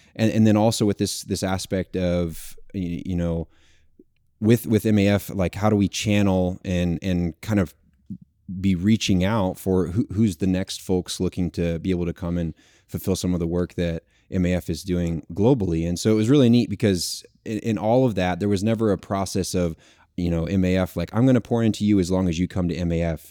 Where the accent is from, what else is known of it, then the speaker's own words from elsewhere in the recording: Texas, United States; I'm from Texas originally, born and raised